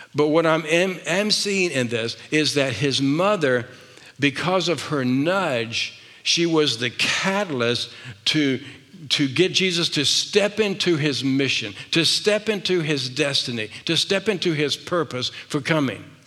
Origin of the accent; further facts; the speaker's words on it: the South, United States; I was raised in the South